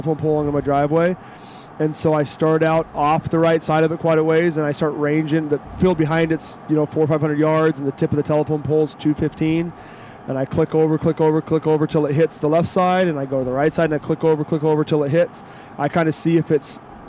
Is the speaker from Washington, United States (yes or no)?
yes; Western Oregon, Western Washington, United States; I grew up in Western Washington, Western Oregon, where it rains, and it's pretty wet.